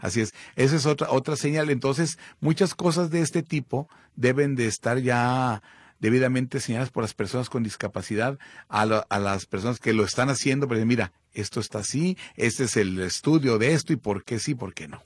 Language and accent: Spanish; Mexico; Somos mexicanos